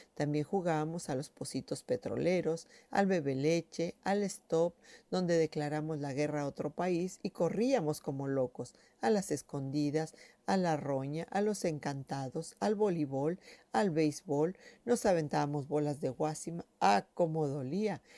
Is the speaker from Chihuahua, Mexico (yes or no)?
no; Ciudad Valles, San Luis Potosí, Mexico; nací en Ciudad Valles el 14 de julio de 1963